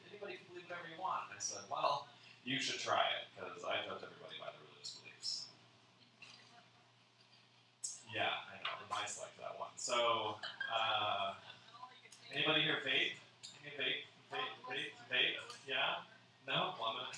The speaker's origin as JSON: {"language": "English", "region": "California", "country": "United States", "tie": "born or raised there", "moved": "yes", "lives_now": "Phoenix, United States", "said": "I grew up in California"}